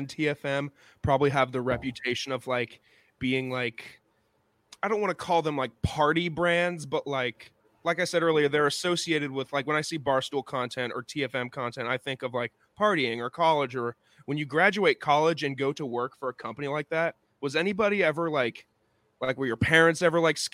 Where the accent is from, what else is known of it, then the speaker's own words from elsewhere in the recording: Illinois, United States; now in Atlanta, United States; both my parents were born in Illinois, and I was born in Illinois as well